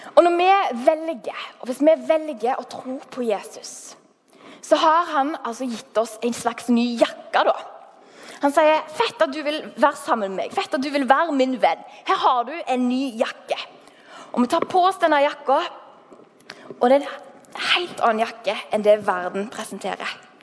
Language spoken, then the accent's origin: Norwegian; Haugesund, Rogaland, Norway; accent: Haugesund dialect; jeg er fra Haugesund. Um, har holdt på dialekten som bare det